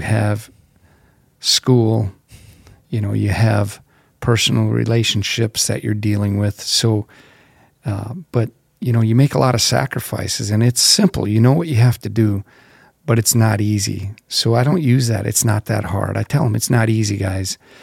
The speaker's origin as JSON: {"language": "English", "town": "Zeeland", "region": "North Dakota", "country": "United States", "tie": "born or raised there", "said": "I grew up in small town North Dakota, Zeeland, North Dakota, about 300 people."}